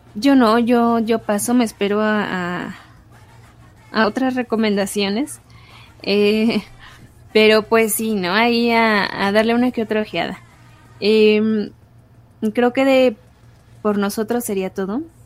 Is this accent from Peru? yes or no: no; Mexico; nuestra historia mexicana